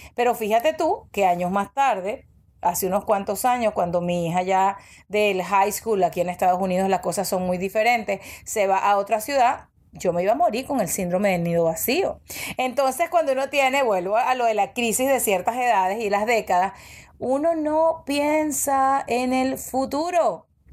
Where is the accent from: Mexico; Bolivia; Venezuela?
Venezuela; moved away as an adult; now in United States; yo emigré a los 25 años, yo me fui de Venezuela